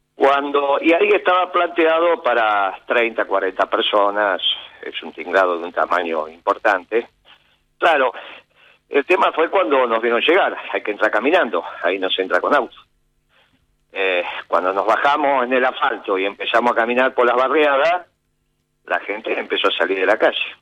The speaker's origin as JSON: {"language": "Spanish", "town": "San Martín", "region": "Buenos Aires Province", "country": "Argentina", "said": "soy de San Martín, me tocó en José León Suárez"}